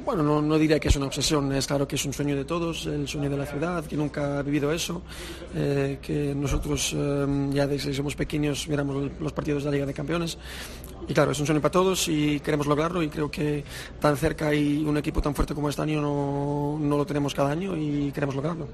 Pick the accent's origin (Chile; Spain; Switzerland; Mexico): Switzerland; first language Spanish; nací, nací en Suiza, eh, pero la mayoría de mi familia está en Suiza. Pero hasta, bueno, hasta los siete años que no fui al al jardín de infancia estuve con mis padres hablando español